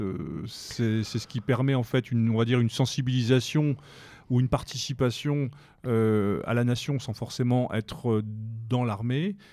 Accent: France; chez nous, en France

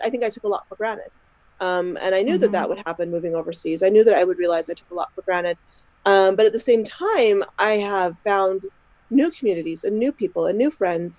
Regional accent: Utah, United States; moved away as an adult; now in Scotland, United Kingdom; I'm originally from Utah

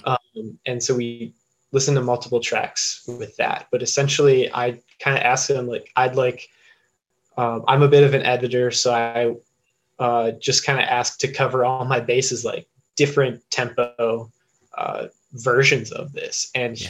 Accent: Eagle, Wisconsin, United States; I grew up in Eagle, Wisconsin

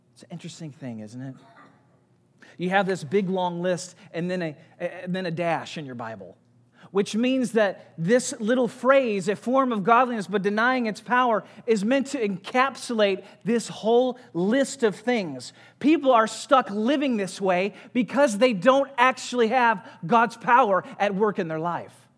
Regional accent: St. Louis, Missouri, United States; I grew up in Saint Louis, had great parents who loved Jesus

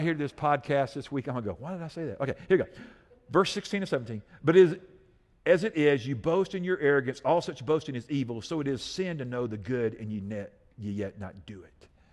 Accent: United States; I love being an American citizen.

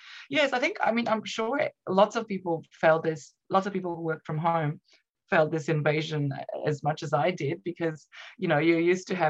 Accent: Romania; English is a second language; moved away as an adult; now in Australia; Yes, in Romania. So I moved to Australia, I think, when I was about 21.

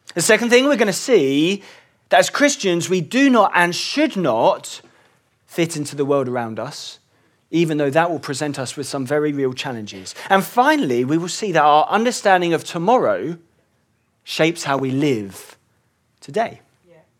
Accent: England, United Kingdom; I was born in England

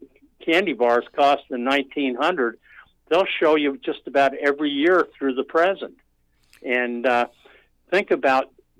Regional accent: New York, United States; born there; Absolutely. Actually, I was born in New York.

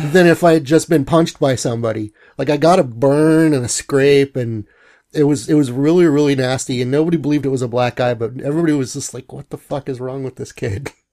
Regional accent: Bellingham, Washington, United States; also born or lived in Long Beach, California / Seattle; moved to Bellingham right after kindergarten

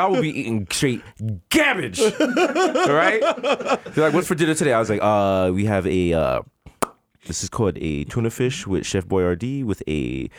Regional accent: New York City, New York, United States; we're from the Bronx.

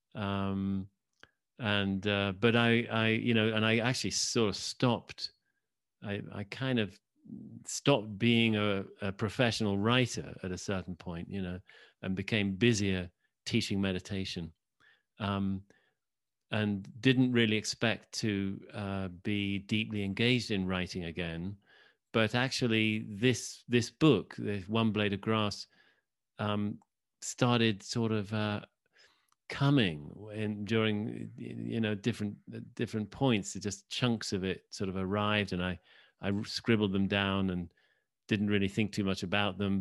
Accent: Oxford, South East England, United Kingdom; I grew up in Oxford, England.

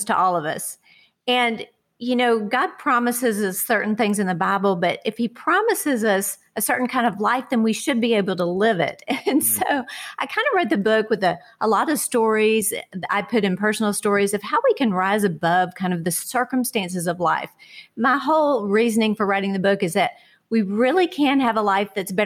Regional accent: Houston, Texas, United States; I grew up in Houston, Texas with my family there

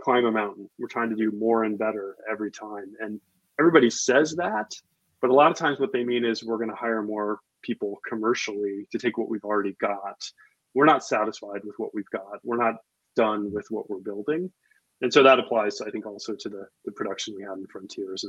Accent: Midwest, United States; moved away; I grew up in the Midwest. I was in high school when all the John Hughes movies were coming out, where they were being shot.

